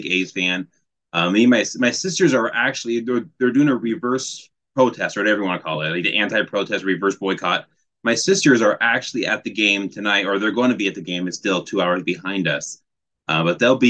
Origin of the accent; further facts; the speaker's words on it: Oakland, California, United States; moved away as an adult; now in Wisconsin, United States; I grew up in the Bay Area, grew up in Oakland, and then I moved to Wisconsin about 6 years ago